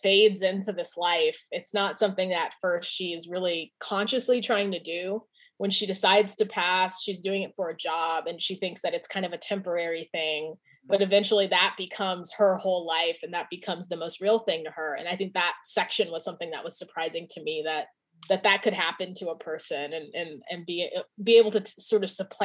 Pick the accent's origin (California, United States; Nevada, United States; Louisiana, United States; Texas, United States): California, United States; moved away as an adult; my identity as a Californian, as I have not lived in California